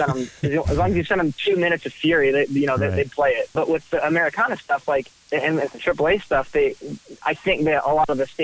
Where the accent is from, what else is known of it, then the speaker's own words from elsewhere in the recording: Nashville, Tennessee, United States; I grew up in Nashville, Tennessee.